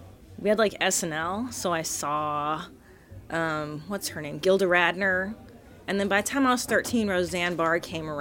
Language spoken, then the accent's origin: English; Los Angeles, California, United States; also born or lived in Windsor, Ontario, Canada; I moved to LA, we all did, not just me, when I was 4. So I'm from the San Fernando Valley